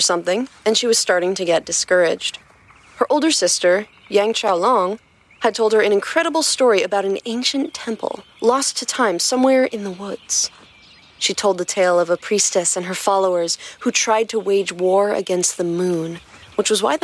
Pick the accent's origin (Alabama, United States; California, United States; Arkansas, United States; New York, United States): New York, United States; near Westchester; I grew up near Westchester. I actually learned how to drive on the Taconic Parkway